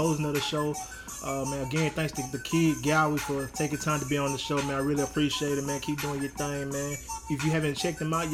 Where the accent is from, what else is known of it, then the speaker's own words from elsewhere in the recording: Troy, Alabama, United States; my hometown of Troy, Alabama.